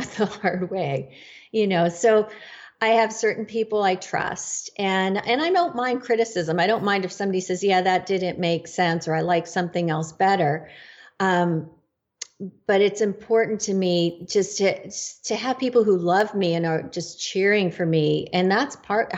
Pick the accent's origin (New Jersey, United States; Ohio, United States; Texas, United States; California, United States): California, United States; Northern; I am from Northern California